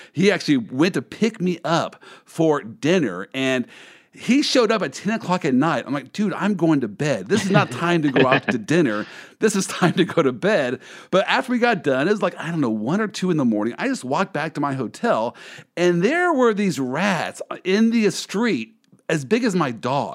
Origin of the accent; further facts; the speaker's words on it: Kansas City, United States; I'm from the Midwest. Uh, I am from mm-hmm. Kansas City